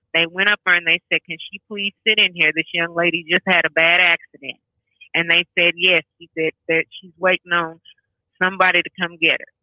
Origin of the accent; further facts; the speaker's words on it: Kentucky, United States; also born or lived in Paducah, Kentucky; I'm originally from Kentucky, a little town called West Center, but I moved up to Paducah when my mother passed away